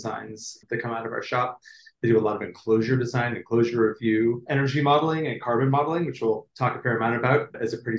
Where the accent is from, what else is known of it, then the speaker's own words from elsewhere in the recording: United States; I'm an American